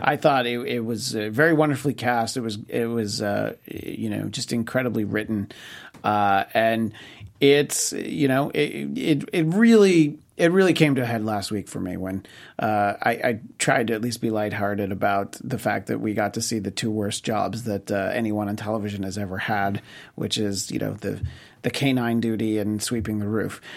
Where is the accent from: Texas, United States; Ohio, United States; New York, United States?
New York, United States; where I grew up in New York State